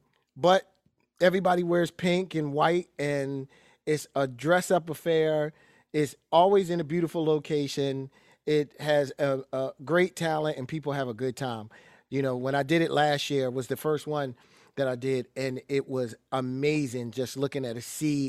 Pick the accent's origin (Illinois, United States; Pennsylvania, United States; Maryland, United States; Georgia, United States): Pennsylvania, United States; Philadelphia; growing up in Philly, you're growing up in the home of Gambling Huff, which is, you know, like growing up in Detroit with Motown.